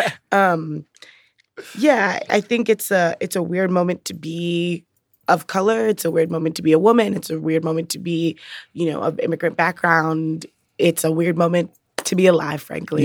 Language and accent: English; New York City, New York, United States; moved away as an adult; also born or lived in Brooklyn, New York; now in Chicago, United States; I'm from the Bronx, New York.